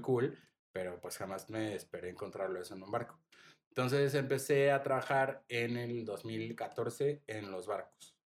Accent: Mexico City, Mexico; moved away as an adult; also born or lived in Playa del Carmen; yo, siendo de la Ciudad de México

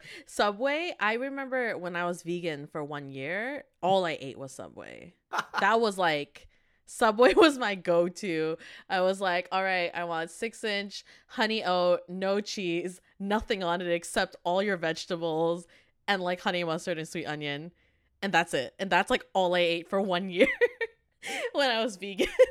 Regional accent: Canada; also born or lived in Korea; We are university graduates from Canada

